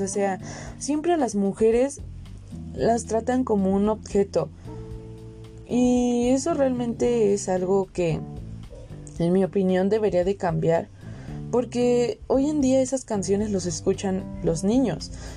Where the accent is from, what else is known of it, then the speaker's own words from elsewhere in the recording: Veracruz, Mexico; vengo de Veracruz y allí es una zona caliente